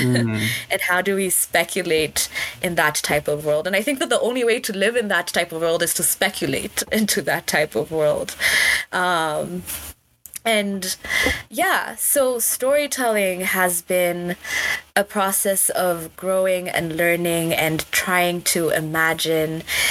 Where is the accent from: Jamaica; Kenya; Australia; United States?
Kenya; moved away as an adult; I'm from Kenya